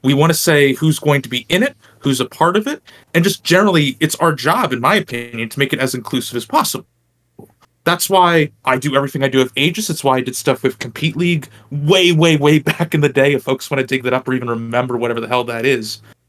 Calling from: New Jersey, United States; I'm also New Jersey, if that didn't give it away for folks who don't know.

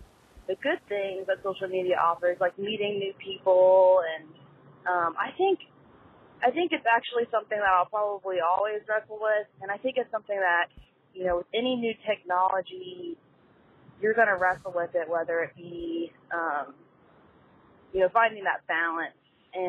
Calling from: Georgia, United States; I'm from Georgia

